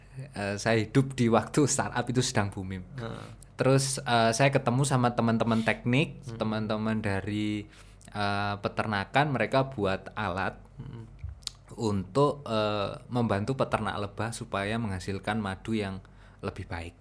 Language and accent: Indonesian; Madiun, East Java, Indonesia; moved away as an adult; also born or lived in Malang; saya itu asli orang Madiun, dari kecil dibesarkan di Madiun sampai SMA.